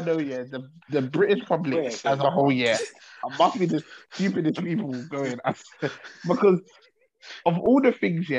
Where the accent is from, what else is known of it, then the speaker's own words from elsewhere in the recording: Ireland; I'm Irish in it until further notice.